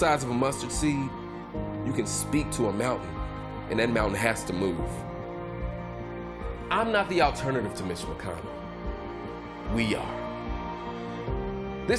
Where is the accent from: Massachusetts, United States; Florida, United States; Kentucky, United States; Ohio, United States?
Kentucky, United States; Louisville; So I grew up in the West End of Louisville. I live in 40203, the poorest zip code in the state.